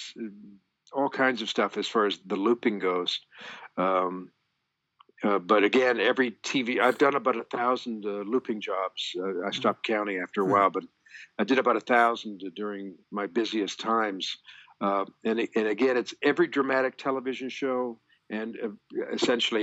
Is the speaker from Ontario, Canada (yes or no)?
yes; Toronto, Ontario, Canada; I'm from Toronto, Canada